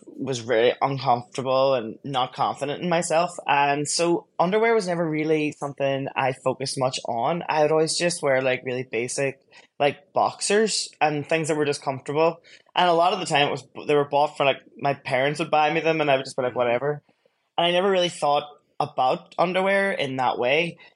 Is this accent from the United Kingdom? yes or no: yes; Derry, Northern Ireland, United Kingdom; moved away as an adult; now in Seoul, South Korea; I'm Irish and I'm actually from a city called Derry in the north.